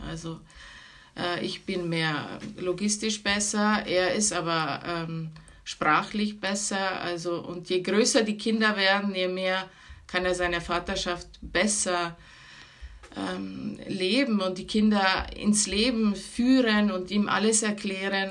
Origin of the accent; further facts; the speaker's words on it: Venice, Veneto, Italy; moved away as an adult; now in Germany; ich bin von Venedig, also wir sind